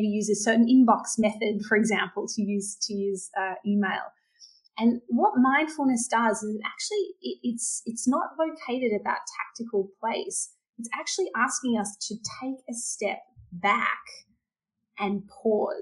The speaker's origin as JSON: {"language": "English", "country": "Australia", "said": "I'm Australian"}